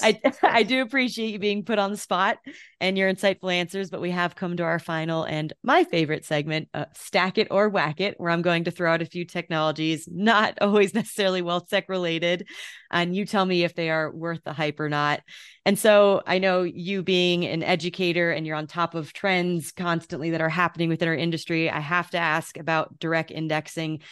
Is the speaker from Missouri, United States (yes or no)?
no; Connecticut, United States; now in Denver, United States; we're both from Connecticut, you know, and I, and now that I live in Denver